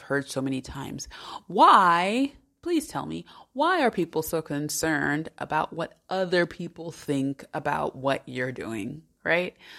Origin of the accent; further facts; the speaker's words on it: United States; moved away as an adult; also born or lived in Salamanca, Spain; now in Switzerland; As an American